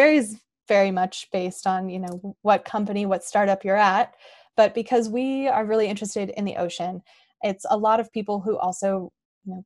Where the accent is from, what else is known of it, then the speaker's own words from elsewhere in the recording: Northern California, United States; I grew up in Northern California, actually pretty far from the ocean, up in the mountains